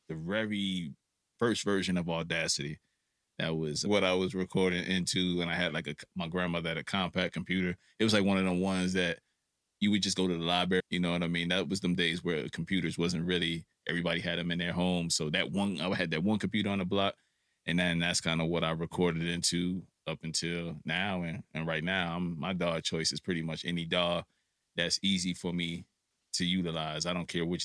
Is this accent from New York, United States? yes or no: yes; New York City, New York, United States; I'm from New York City, Lower East Side, Brooklyn, Bed-Stuy to be exact. That's where my upbringing is